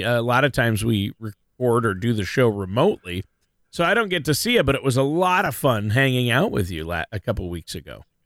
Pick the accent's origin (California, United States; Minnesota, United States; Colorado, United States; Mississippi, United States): Minnesota, United States; I'm born and raised in Minnesota